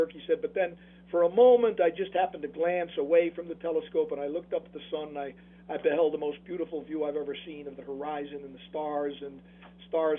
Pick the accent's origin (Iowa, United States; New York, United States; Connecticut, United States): Connecticut, United States; New Haven; New Haven's my hometown